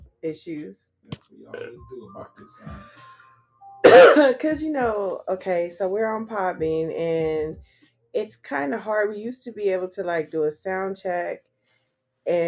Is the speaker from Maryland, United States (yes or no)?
no; California, United States; I'm from the West Coast, so from Cali